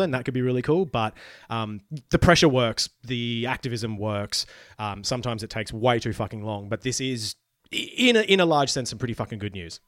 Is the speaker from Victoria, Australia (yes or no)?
no; Queensland, Australia; moved away as an adult; now in Melbourne, Australia; I am secretly a Queenslander. I moved out of there, you know, early twenties to come to Melbourne